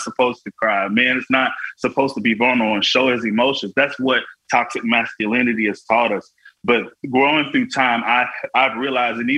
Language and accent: English; Florida, United States; all I ever had growing up in Florida was my worship